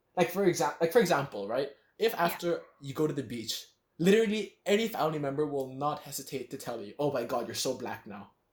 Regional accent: Philippines; I've spent most of my life in the Philippines

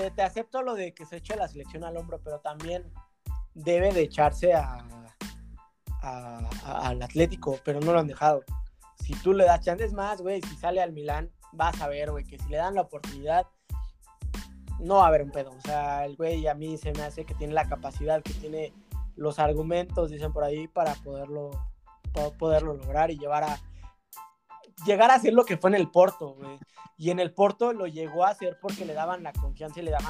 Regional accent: Mexico; somos los mexicanos

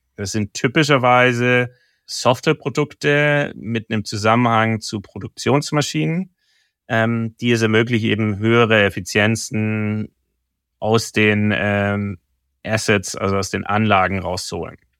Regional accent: Stuttgart, Baden-Württemberg, Germany; now in Hamburg, Germany; meiner Heimatstadt

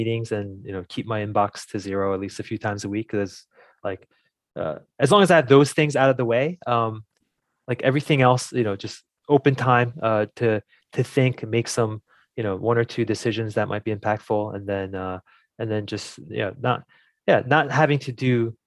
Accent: New Jersey, United States; I grew up in New Jersey.

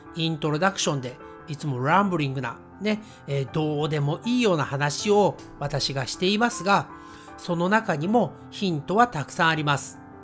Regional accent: Japan; 私たち日本人が自然に日本語を話せるようになった

